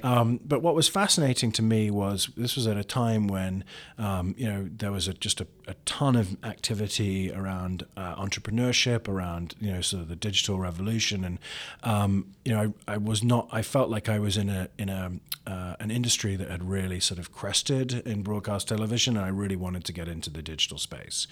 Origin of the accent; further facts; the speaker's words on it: London, United Kingdom; now in Columbus, United States; I grew up in London where black cabs were everywhere